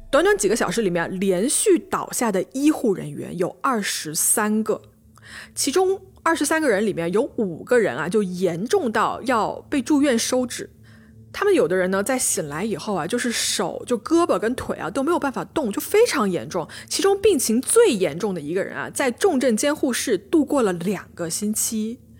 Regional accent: Changsha, Hunan, China; accent: southern; 我是长沙人啊， 我南方人， 所以我这个前后鼻音不分

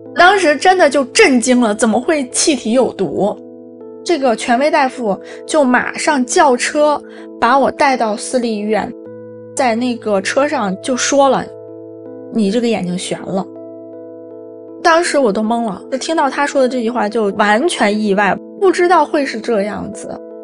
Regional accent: Xingtai, Hebei, China; also born or lived in Hong Kong; now in Beijing, China; 现在三十九岁，我来自河北省邢台市

